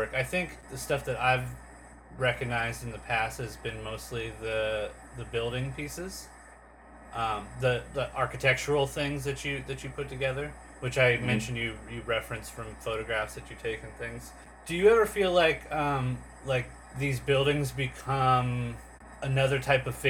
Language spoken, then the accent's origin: English; San Diego, California, United States; I'm born and raised in San Diego